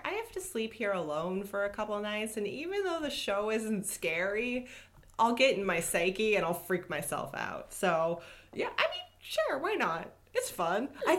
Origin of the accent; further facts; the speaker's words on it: Los Angeles, California, United States; born and raised in Los Angeles